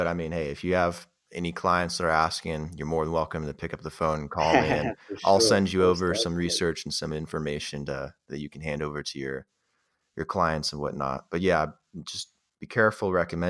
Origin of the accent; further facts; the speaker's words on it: Las Vegas, Nevada, United States; I'm from Vegas